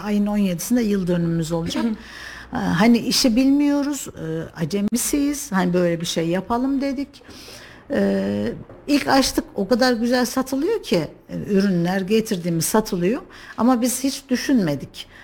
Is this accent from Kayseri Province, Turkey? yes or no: yes; Kayseri, Kayseri Province, Turkey; Kayseri'de yaşıyorum doğduğumdan beri